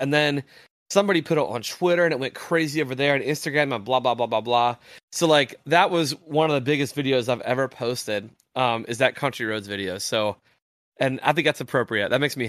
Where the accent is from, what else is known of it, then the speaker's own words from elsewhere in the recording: West Virginia, United States; And like, in at least the town I grew up in Southern West Virginia, if West Virginia was playing, like, you could walk outside your house and there's no cars moving.